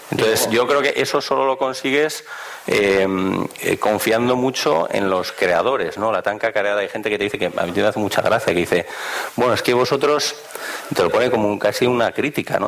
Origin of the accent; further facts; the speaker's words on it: Bilbao, Basque Country, Spain; yo soy de Bilbao también